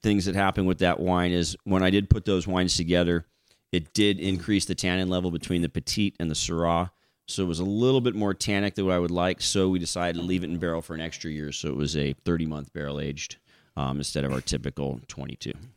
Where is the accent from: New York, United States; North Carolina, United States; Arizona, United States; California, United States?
California, United States; Paso Robles; moved away as an adult; also born or lived in Florida; I grew up on Willow Creek Road in Willow Creek District